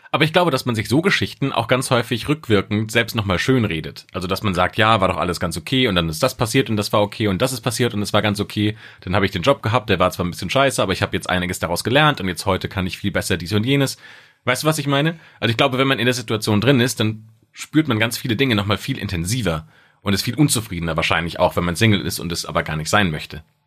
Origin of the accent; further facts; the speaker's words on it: Speyer, Rhineland-Palatinate, Germany; In meiner Heimatstadt in Speyer